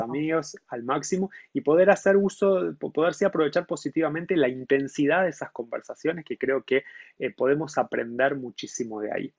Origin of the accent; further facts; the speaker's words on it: Argentina; moved away as an adult; also born or lived in Montevideo, Uruguay; now in São Paulo, Brazil; yo nací en Argentina